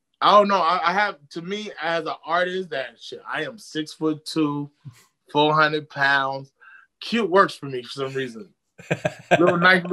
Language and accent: English; Inland Empire, California, United States; I'm from the IE. Then flew back home